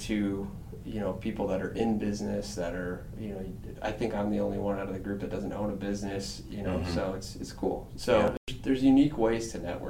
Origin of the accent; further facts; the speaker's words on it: Rochester, Illinois, United States; I grew up in Rochester, so it's in, you know, it has Springfield address, so it's a sister city, but also the big city too, right?